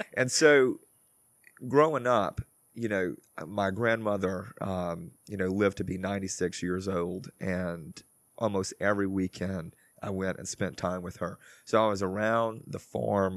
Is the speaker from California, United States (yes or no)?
no; Crowley, Louisiana, United States; I'm from Crowley, Louisiana, and that's kind of close to, to Lafayette